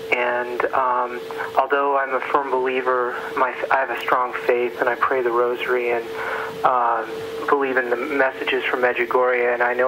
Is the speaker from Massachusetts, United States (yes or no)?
yes; Massachusetts, United States; I'm from Massachusetts.